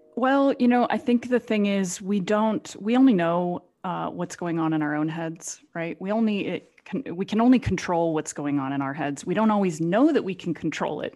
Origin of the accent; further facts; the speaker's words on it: Phoenix, Arizona, United States; moved away as an adult; any shy young girl growing up in Phoenix, Arizona